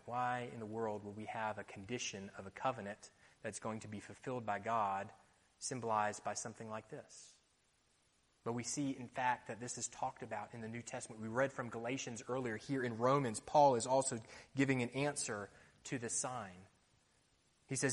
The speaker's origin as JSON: {"language": "English", "region": "Florida", "country": "United States", "tie": "born or raised there", "moved": "yes", "said": "When I was growing up in the States, I liked to play football"}